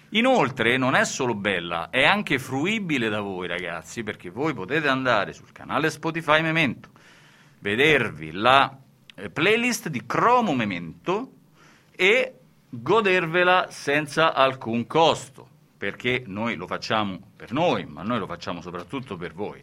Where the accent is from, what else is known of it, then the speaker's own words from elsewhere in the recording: a city in central Italy, Italy; di una città del centro Italia, no? ed è la seconda città più piovosa, quella dove sono nato io, dopo Udine